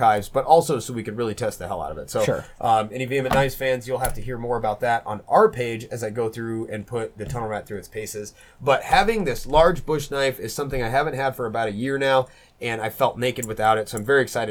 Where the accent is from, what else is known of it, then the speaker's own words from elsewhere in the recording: Southwest, United States; growing up in the Southwest and clearing trails and stuff out in scrub oak